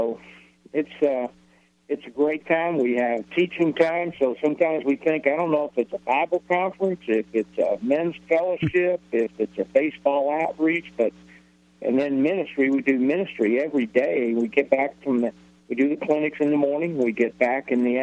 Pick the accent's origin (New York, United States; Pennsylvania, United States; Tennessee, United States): Pennsylvania, United States; Newmanstown; also born or lived in Ephrata, Pennsylvania; We grew up right outside of Lebanon, a little town called Newmanstown